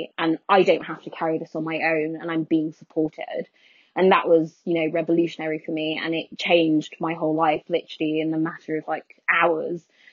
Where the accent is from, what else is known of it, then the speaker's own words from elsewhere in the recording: London, United Kingdom; also born or lived in Skegness; I grew up in poverty in North London